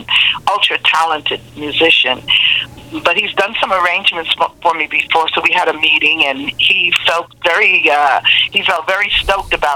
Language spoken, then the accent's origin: English; New York City, New York, United States; now in Montreal, Canada; I was born in Brooklyn, New York